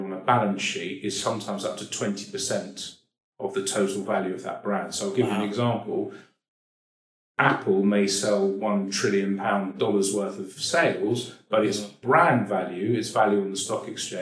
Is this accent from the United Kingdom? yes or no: yes; London, United Kingdom; I'm probably Jewish because I'm a boring guy from Northwest London